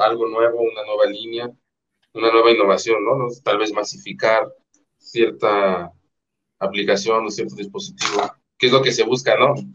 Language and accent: Spanish; Mexico; soy mexicana